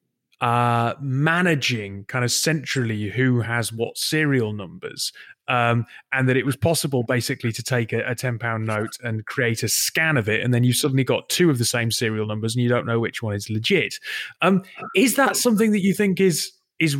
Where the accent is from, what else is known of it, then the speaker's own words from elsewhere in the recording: Newcastle upon Tyne, North East England, United Kingdom; I was born in Newcastle, because my primary school, Moorside, is in a part of the city which is on called Arthur's Hill